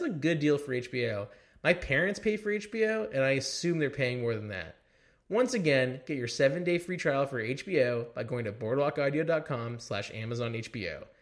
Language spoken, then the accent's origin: English; Beverly Hills, California, United States; I grew up in Beverly Hills, California.